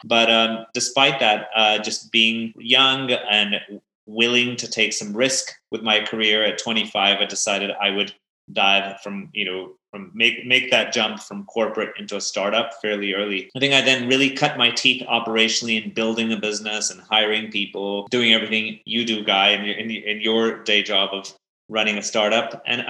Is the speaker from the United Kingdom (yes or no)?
no; Belgium; also born or lived in Pakistan; I've kind of grown up around the world. I grew up originally in Belgium. My parents are Pakistani, so I've spent some time there. I went to American international schools all of my life.